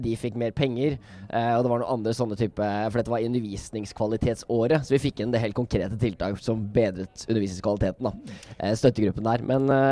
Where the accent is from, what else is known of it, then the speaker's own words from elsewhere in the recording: Oslo, Norway; jeg kommer fra Oslo